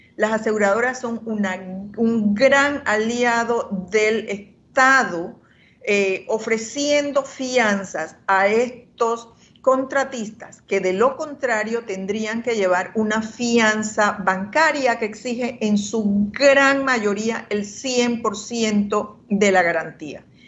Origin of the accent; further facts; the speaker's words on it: Panama; todos somos panameños